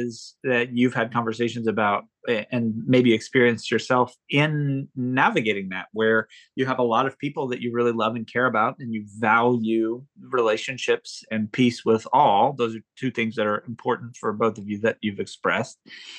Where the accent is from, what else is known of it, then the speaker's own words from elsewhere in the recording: United States; I'm an American male